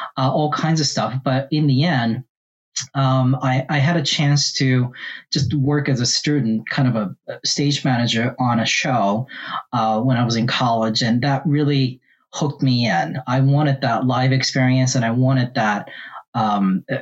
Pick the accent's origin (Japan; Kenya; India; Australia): Japan; now in Charlotte, United States; I was born and raised in Japan, and I was raised in different parts of Japan